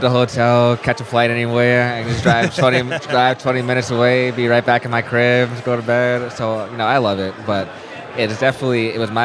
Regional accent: Quincy, Massachusetts, United States; my hometown of Quincy, Mass.

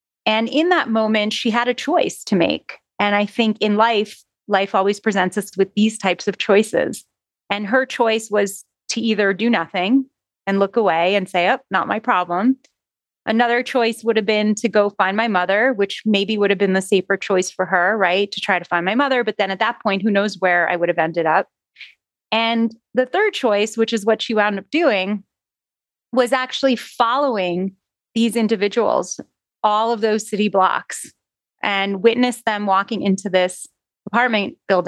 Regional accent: Jerusalem, Jerusalem District, Israel; born there; I was born in Jerusalem in the 70s to a traditional Sephardic Jewish family.

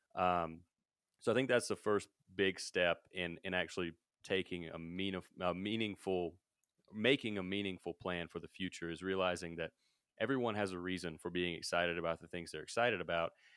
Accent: Mississippi, United States; moved away as an adult; also born or lived in Denver, Colorado; now in Colorado, United States; I'm from Mississippi, uh, so I'm from way down south.

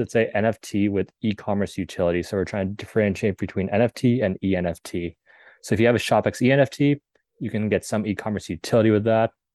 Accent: Southern California, United States; born and raised in Southern California.

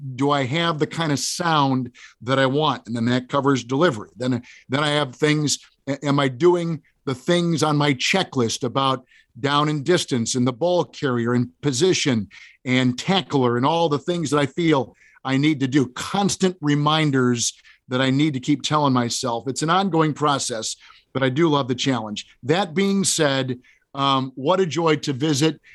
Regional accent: Green Bay, Wisconsin, United States; I grew up in Green Bay

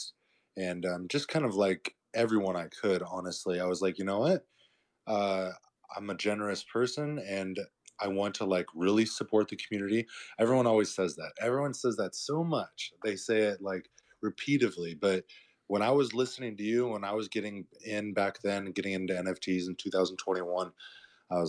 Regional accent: Murrieta, California, United States; now in Tulum, Mexico; I grew up in Southern California. I grew up in a town called Marietta. It's like near the wine country, near Temecula

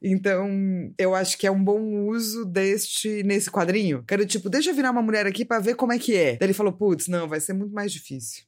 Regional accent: Brazil; a gente é brasileiro

